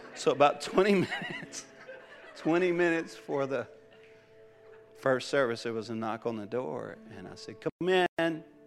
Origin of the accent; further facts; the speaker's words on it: Cajun, Louisiana, United States; in my home, we're loud people, we're Cajun people